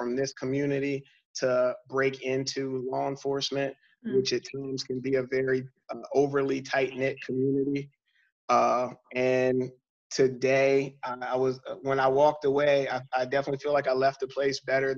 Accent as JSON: {"language": "English", "town": "York", "region": "Pennsylvania", "country": "United States", "tie": "born or raised there", "said": "this is my opportunity to come back to my hometown"}